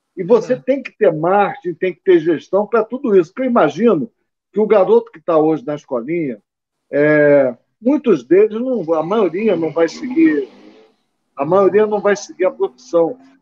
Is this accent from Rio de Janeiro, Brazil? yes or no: yes; Rio de Janeiro, Brazil; now in Petrópolis, Brazil; Eu sou carioca, das Laranjeiras, nasci do lado do Flamengo, do, do Fluminense, aliás